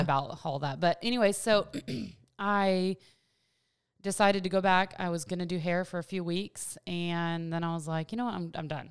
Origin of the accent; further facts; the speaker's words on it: Virginia, United States; moved away as an adult; also born or lived in Washington State; now in Clarksville, United States; I grew up in Virginia